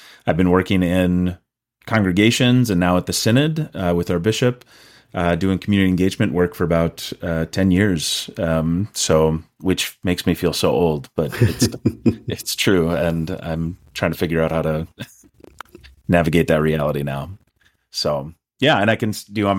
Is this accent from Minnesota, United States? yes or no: yes; Rosemount, Minnesota, United States; I grew up in Rosemount, Minnesota, so just south of the Twin Cities here, but most of my family's from northern Minnesota.